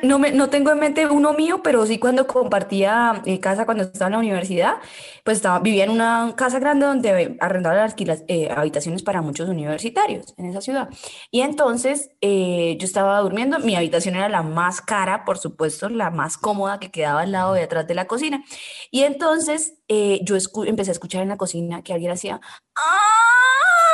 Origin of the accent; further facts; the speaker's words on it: Cúcuta, Norte de Santander, Colombia; moved away; yo vengo de Cúcuta